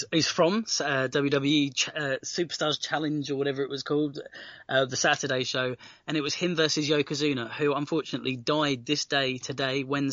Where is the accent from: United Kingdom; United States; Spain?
United Kingdom; we obviously as British wrestlers